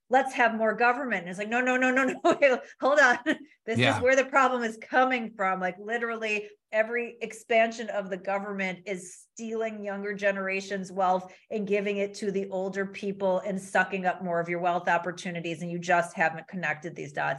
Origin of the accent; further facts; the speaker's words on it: Midwest, United States; I'm from the Midwest